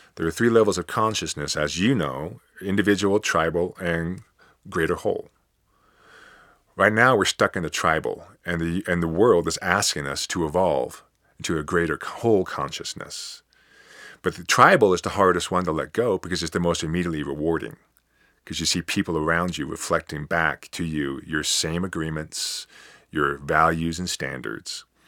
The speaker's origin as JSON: {"language": "English", "country": "United States", "said": "at least I'm still an American"}